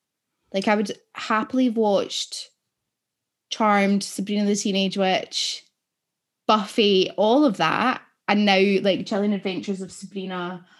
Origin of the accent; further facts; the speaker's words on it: Ayrshire, Scotland, United Kingdom; Growing up in Ayrshire, Tam O'Shanter is a really big fucking deal.